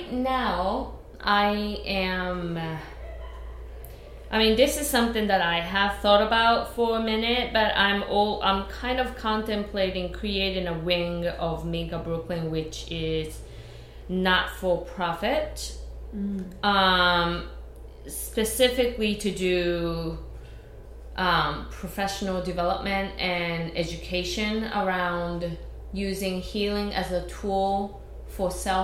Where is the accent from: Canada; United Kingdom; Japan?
Japan; born or raised there; first language Japanese; English is a second language; moved away as an adult; now in New York, United States